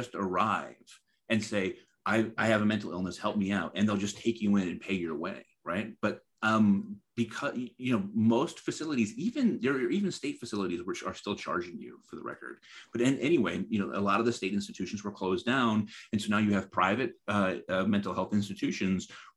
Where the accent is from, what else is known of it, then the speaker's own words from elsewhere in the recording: Middletown, Connecticut, United States; I'm from Middletown, Connecticut, where Connecticut Valley Hospital is